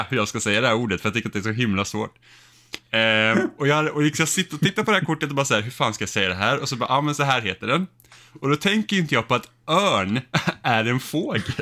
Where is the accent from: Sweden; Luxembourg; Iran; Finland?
Finland; accent: Finland Swedish; alltså jag pratar ju finlandssvenska egentligen. Det är ju liksom min naturliga eh, dialekt.